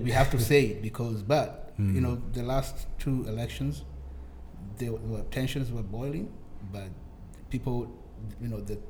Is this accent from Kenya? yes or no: yes; Kenya; now in United States